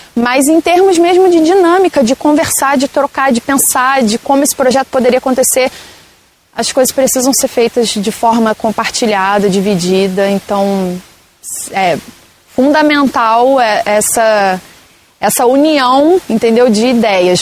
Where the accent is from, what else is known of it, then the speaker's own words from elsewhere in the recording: Brazil; moved away as an adult; me vi voltando para cá. Para onde eu nasci, para onde estava minha família